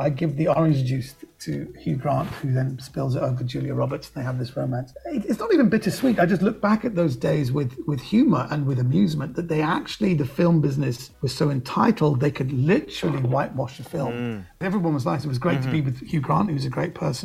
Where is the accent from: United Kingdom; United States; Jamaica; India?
United Kingdom; born and raised in Britain, but my parents are Iranians